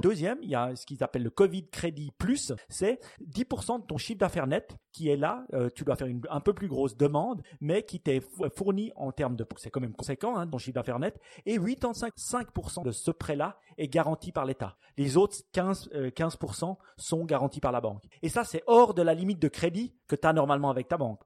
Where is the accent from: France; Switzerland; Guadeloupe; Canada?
Switzerland; chez nous en Suisse